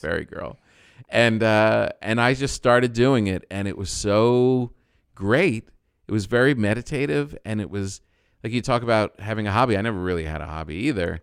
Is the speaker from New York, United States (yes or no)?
no; New Jersey, United States; I'm from Jersey